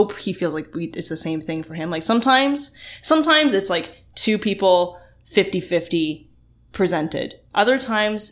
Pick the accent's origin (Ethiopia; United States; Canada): Canada; Oakville, Ontario; growing up in Oakville